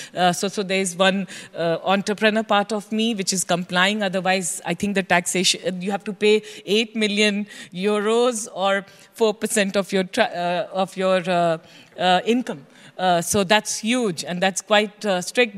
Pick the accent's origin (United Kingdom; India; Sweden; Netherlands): India; as an Indian, as an observer of Indian startup ecosystem